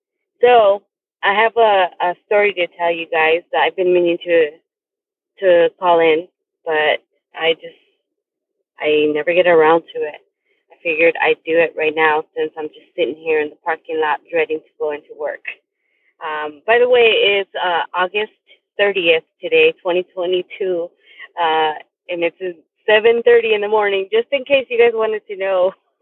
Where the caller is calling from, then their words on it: Tucson, Arizona, United States; I am calling in from Tucson, Arizona.